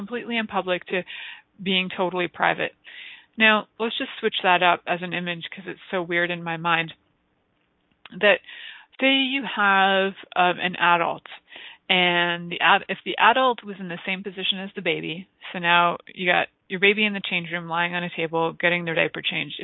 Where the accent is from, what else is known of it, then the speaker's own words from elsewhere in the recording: Canada; we get to call ourselves here in Canada Serbian Canadians